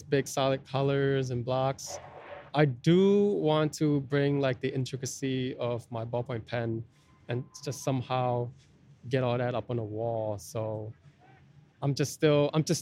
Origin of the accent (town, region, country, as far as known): United States; born or raised there; also born or lived in Laos